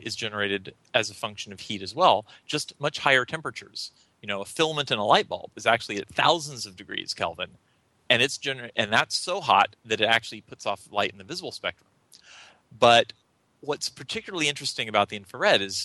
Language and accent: English; North Carolina, United States; I was born and raised in North Carolina